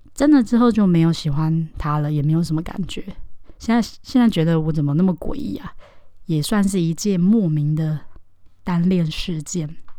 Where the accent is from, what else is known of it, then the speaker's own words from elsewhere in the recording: Taoyuan, Taiwan; 我是在桃园长大念书的，在小学的阶段，差不多是六岁到十二岁的时候